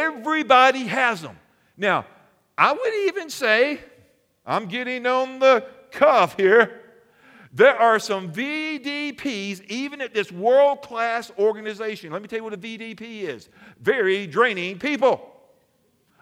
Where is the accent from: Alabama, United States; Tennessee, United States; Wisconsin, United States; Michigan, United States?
Alabama, United States; I'm from Alabama. It's cold.